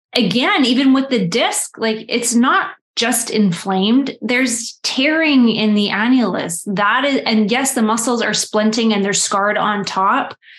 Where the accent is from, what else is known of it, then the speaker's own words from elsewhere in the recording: Canada; I am Canadian